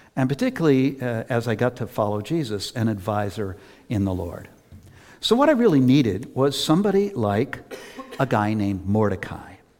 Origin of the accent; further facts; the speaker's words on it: Worcester, Massachusetts, United States; I've always lived in Massachusetts, except for a short time when I was at seminary. I grew up in Worcester